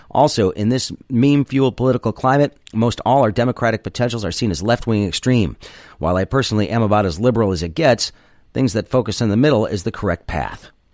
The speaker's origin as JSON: {"language": "English", "region": "Michigan", "country": "United States", "tie": "born or raised there", "said": "my home state"}